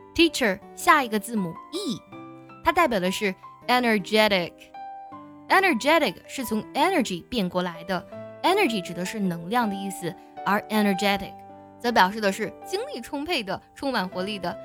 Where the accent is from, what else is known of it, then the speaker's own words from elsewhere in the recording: China; 我非常感激我生在这个国度